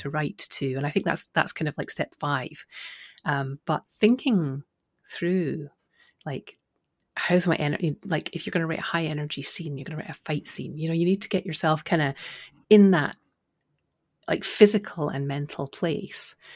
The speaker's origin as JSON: {"language": "English", "region": "Scotland", "country": "United Kingdom", "said": "I'm from Scotland"}